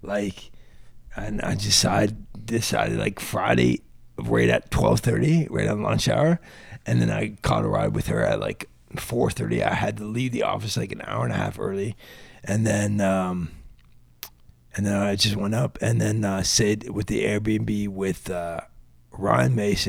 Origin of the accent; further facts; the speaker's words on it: London, Ontario, Canada; I was born and raised in London, Ontario.